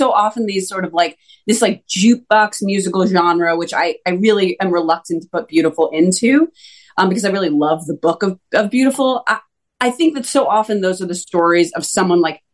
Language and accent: English; New Jersey, United States; I grew up in New Jersey.